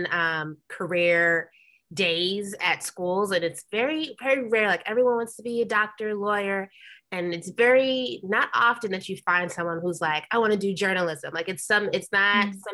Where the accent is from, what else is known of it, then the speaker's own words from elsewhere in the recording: New York, United States; moved away as an adult; now in Los Angeles, United States; I'm from New York originally. So I moved back home